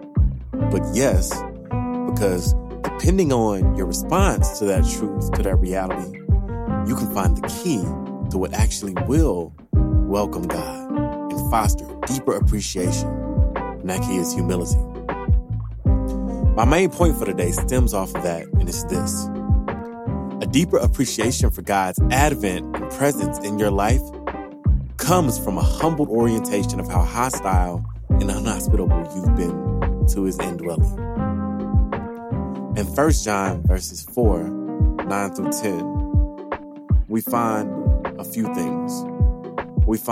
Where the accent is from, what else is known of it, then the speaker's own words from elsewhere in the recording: Louisiana, United States; I am from Louisiana. I'm a southerner to the core